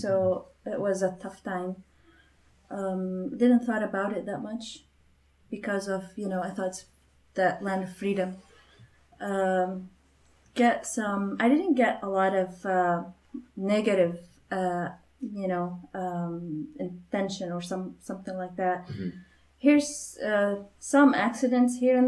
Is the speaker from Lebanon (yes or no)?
yes; Lebanon; now in United States; I'm from Lebanon